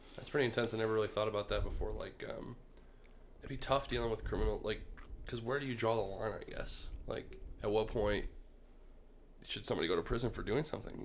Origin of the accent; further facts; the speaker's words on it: Michigan, United States; now in Savannah, United States; I'm from Michigan, we were thinking about moving back.